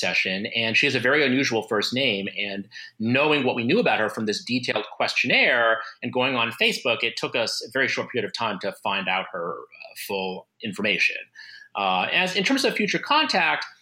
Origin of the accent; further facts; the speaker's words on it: United States; I'm Asian American, Filipino American specifically